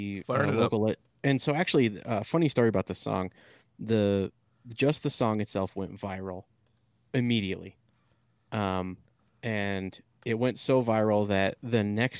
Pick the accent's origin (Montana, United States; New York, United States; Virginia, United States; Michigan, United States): Michigan, United States; I'm from Michigan, and I'm only 30.